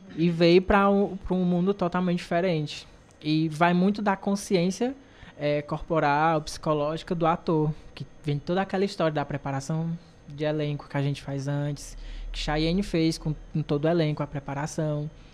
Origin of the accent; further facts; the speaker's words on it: Cariri region, Ceará, Brazil; nós três daqui da região